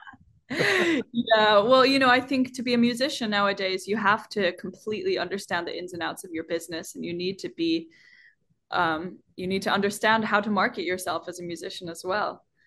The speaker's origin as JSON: {"language": "English", "country": "Iceland", "tie": "born or raised there", "said": "I'm half Chinese and growing up in Iceland"}